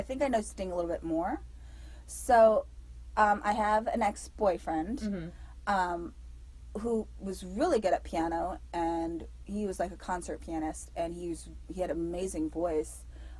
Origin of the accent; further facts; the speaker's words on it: Germany; So I grew up in Europe. And specifically in a country that didn't have speed limits.